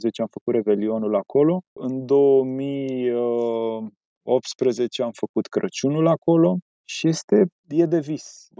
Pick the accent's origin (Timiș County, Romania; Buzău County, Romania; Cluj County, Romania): Buzău County, Romania; Pietroasele; now in Bucharest, Romania; la noi în sat